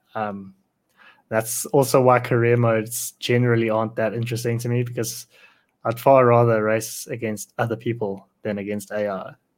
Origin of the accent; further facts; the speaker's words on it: South Africa; I'm South African